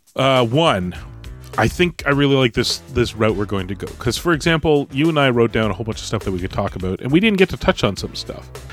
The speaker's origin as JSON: {"language": "English", "country": "Canada", "said": "we're Canadian"}